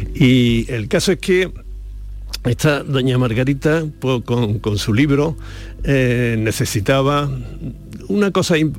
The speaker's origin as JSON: {"language": "Spanish", "region": "Andalusia", "country": "Spain", "said": "en Andalucía hemos tenido otras"}